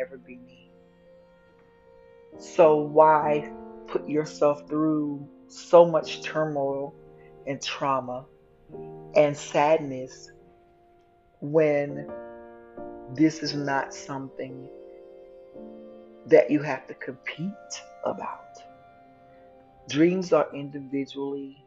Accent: Dallas, Texas, United States; accent: southern; You'll hear some words sometimes come out a little southern because I am from Dallas, Texas

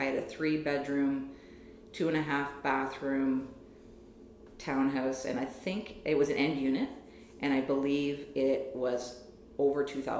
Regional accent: Saint John, New Brunswick, Canada; moved away as an adult; also born or lived in Halifax / Ontario; I grew up in St. John, New Brunswick.

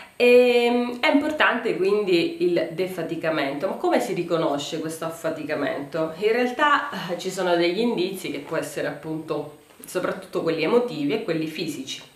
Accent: Sicily, Italy; da siciliani

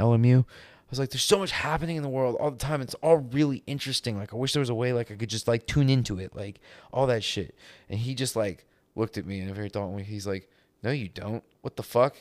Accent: United States

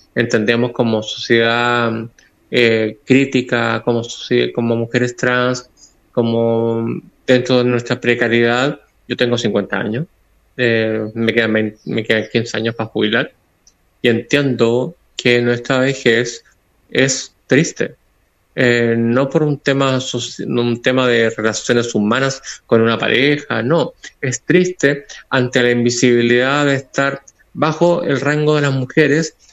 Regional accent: Coquimbo, Chile; somos chilenas chilenas

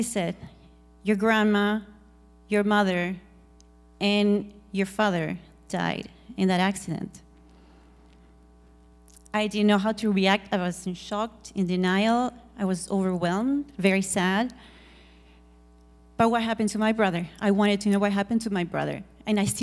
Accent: Argentina; I'm from Argentina

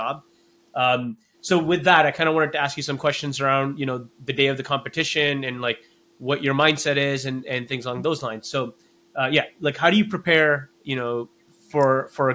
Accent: Canada; As a Canadian

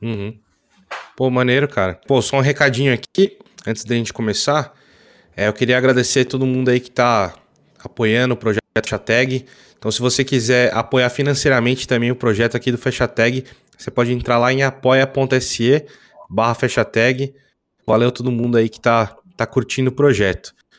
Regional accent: interior of São Paulo, Brazil; eu sou do interior de São Paulo

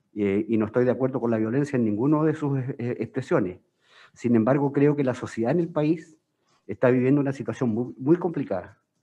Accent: Magallanes and Chilean Antarctica, Chile; Soy magallánico

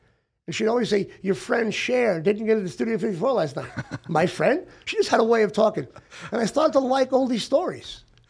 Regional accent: Hollywood, California, United States; She comes from Summerlin. I'm from Hollywood. Death Valley, we meet.

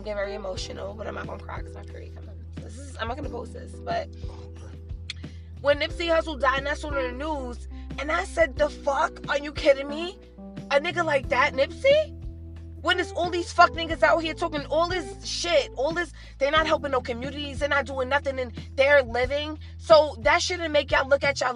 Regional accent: New York City, New York, United States; I'm from Harlem

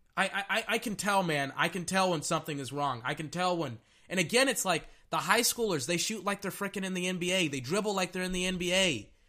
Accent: Texas, United States; I'm from Texas

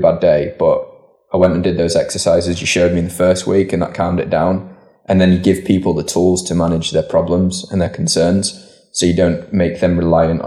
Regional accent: Leeds, Yorkshire and the Humber, United Kingdom; raised in North Leeds.

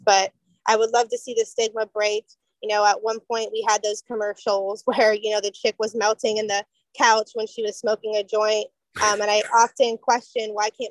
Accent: Florida, United States; also born or lived in Port Huron, Michigan / St. Clair, Michigan; So I definitely claim myself as a native Florida girl all day

